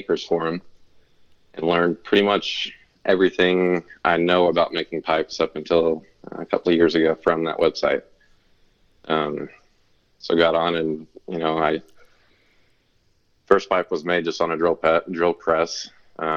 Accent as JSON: {"language": "English", "town": "Fort Worth", "region": "Texas", "country": "United States", "tie": "born or raised there", "also_born_or_lived": "Aledo, Texas / College Station, Texas", "said": "I grew up in Fort Worth, Texas, until about somewhere between grade school and middle school."}